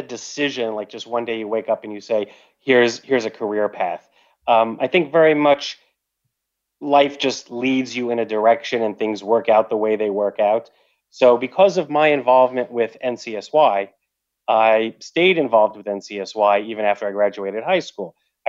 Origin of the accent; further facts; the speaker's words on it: Long Island, New York, United States; Because my mother was from New England. I'm from Long Island.